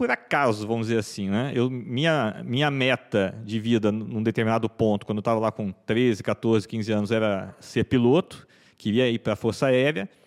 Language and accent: Portuguese; São Paulo, Brazil; eu sou eu sou natural de São Paulo, né?